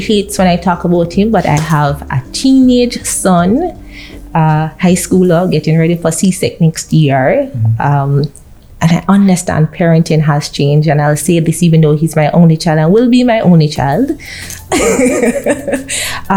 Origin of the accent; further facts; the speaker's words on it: Kingston, Jamaica; No, I'm not from St. Anne. I am Kingston bred, born and bred.